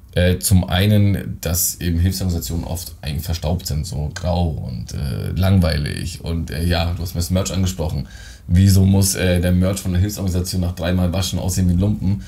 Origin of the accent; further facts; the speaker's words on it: Germany; Ich bin in Deutschland geboren, aber äh, die äh, südländischen Gene stecken noch in mir